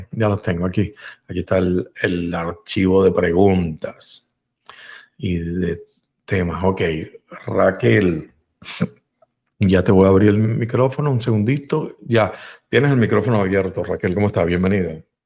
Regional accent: Caracas, Capital District, Venezuela; moved away as an adult; also born or lived in Spain (ancestry); now in United States; yo también soy español y no, pues, nací en Venezuela, ¿no? Pero mm, mi crianza, mi crianza fue hecha con amigos venezolanos y amigos españoles porque mi papá pertenecía a un club de, de españolas allá en Caracas

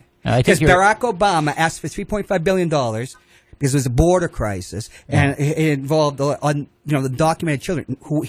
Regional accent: United States; also born or lived in Monterey, California; I was born in the United States. I'm an American citizen.

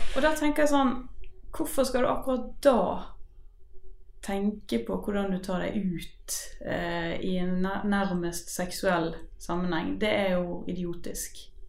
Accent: Bergen, Vestland, Norway; jeg er fra Bergen

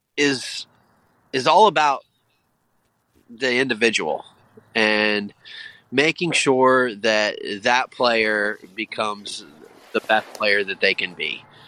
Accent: Indiana, United States; also born or lived in Texas; now in Delaware County, Pennsylvania, United States; I'm from Indiana and lived in Texas

